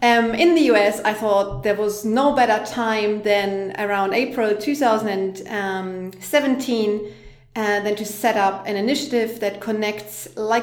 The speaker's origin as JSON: {"language": "English", "country": "Germany", "also_born_or_lived": "London", "moved": "as an adult", "lives_now": "Berlin, Germany", "said": "I am originally from Germany"}